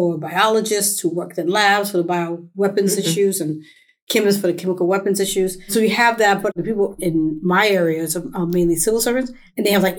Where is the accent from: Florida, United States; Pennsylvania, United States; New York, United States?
New York, United States; New York City; moved away; also born or lived in Washington, D.C.; growing up in the South Bronx